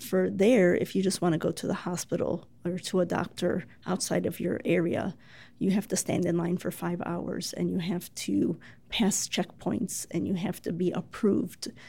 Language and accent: English; Chicago, Illinois, United States; I'm born and raised in Chicago